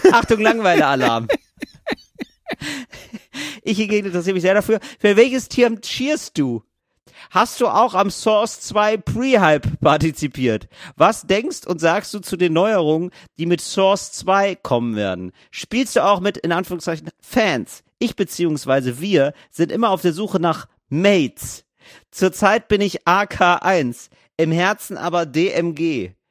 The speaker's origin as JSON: {"language": "German", "region": "Northern Germany", "country": "Germany", "said": "ich komme aus Norddeutschland."}